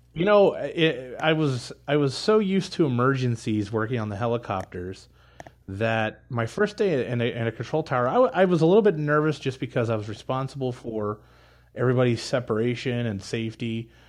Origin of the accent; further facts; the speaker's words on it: Pittsburgh, Pennsylvania, United States; moved away as an adult; also born or lived in Indianapolis, Indiana / Elkhart, Indiana; I was born and raised in Pittsburgh